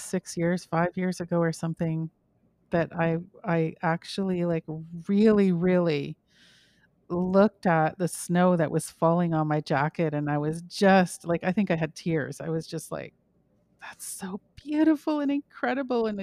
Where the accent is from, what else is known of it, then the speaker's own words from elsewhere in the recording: Kamloops, British Columbia, Canada; also born or lived in Calgary / Vernon; now in Toronto, Canada; was adopted at birth in Calgary, raised in BC, Kamloops, and then we moved to Vernon, where I graduated